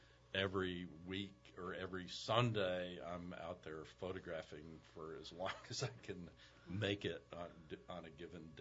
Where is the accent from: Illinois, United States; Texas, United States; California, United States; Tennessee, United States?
Illinois, United States; Chicago; born there; also born or lived in Taos, New Mexico; now in New Orleans, United States; I was born in Chicago.